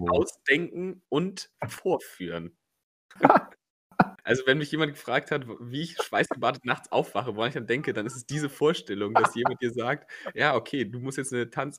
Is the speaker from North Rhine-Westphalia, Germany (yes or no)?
yes; Cologne, North Rhine-Westphalia, Germany; diesen furchtbaren Sportplatz in Köln, Kreuzgasse, im Grüngürtel